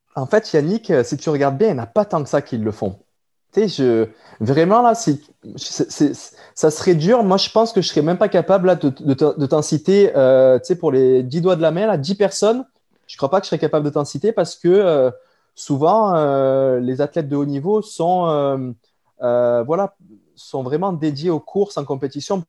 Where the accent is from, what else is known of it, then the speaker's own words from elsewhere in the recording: France; moved away as an adult; now in Quebec, Canada; je suis originaire de la France